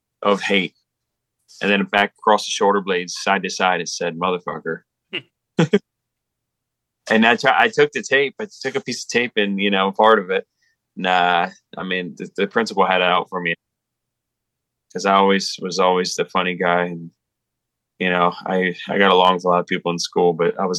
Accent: South Hanover, Pennsylvania, United States; it's in South Hanover, my hometown.

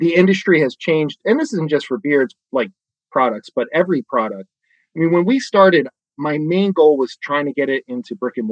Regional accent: Bucks County, outside Philadelphia, Pennsylvania, United States; moved away as an adult; also born or lived in Pittsburgh / New York; I'm from Bucks County, right outside of Philly

